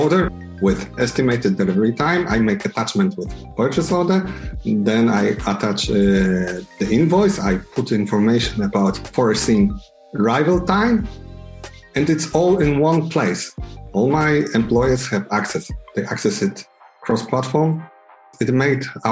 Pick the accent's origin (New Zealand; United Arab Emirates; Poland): Poland; I'm from Poland.